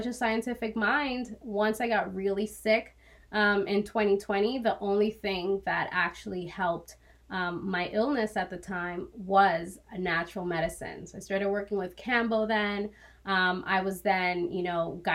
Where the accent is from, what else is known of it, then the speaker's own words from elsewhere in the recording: Dominican Republic; I was born in the Dominican Republic